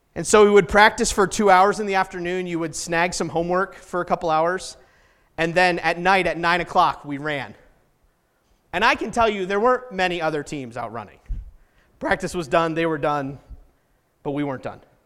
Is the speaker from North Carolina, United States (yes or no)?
no; New Hampshire, United States; moved away as an adult; also born or lived in Indiana / Colorado; now in Salt Lake City, United States; I grew up in New Hampshire, and New Hampshire, nobody waves at each other